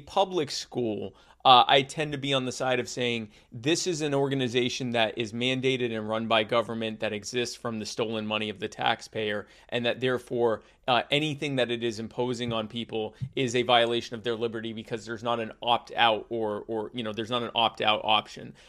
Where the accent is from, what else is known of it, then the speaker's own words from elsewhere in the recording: United States; being American and having been other places